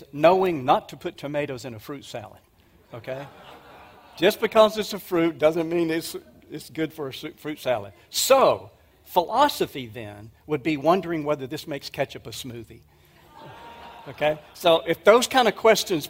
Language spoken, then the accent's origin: English; Mississippi, United States; moved away; also born or lived in Dallas; my home state of Mississippi